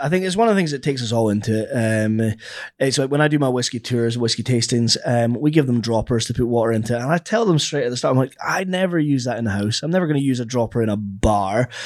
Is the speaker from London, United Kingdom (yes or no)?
no; the Highlands, Scotland, United Kingdom; I'm from the Highlands